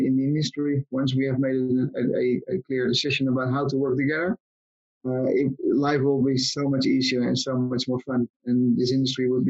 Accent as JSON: {"language": "English", "country": "Netherlands", "said": "I am from the Netherlands"}